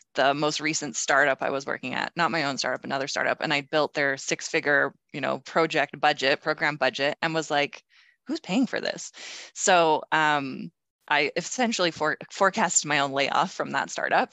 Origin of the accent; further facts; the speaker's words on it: Calgary, Alberta, Canada; also born or lived in Toronto; I moved back to Calgary, my hometown